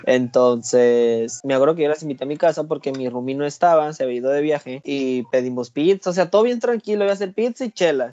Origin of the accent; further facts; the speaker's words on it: Sinaloa, Mexico; soy de Sinaloa.